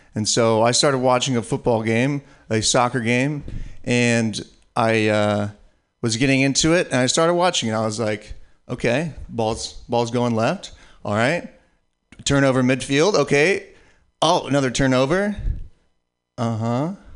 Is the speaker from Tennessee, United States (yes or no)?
no; San Francisco Bay Area, California, United States; me being from the San Francisco Bay Area